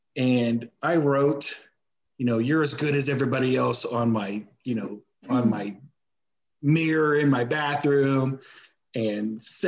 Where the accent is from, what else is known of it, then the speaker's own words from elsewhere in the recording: Missouri, United States; Because I'm more of, you know, I'm from Missouri, you got to show me.